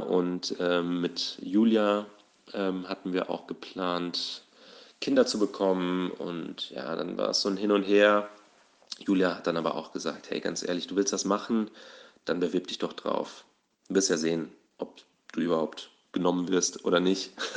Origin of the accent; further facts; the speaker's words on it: Southern Hesse, Germany; moved away; ursprünglich komme ich aus Südhessen, da bin ich aufgewachsen, zur Schule gegangen